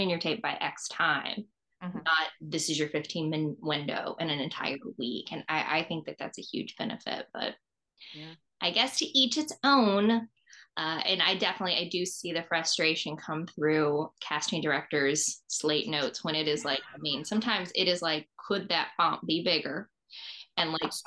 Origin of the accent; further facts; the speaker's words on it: Southeast, United States; moved away as an adult; now in Los Angeles, United States; I grew up in the Southeast. So since I moved to Los Angeles